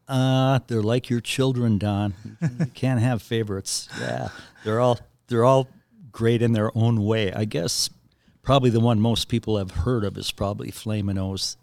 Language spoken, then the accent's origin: English; Willmar, Minnesota, United States; I grew up in Wilmer, about a hundred miles west of the cities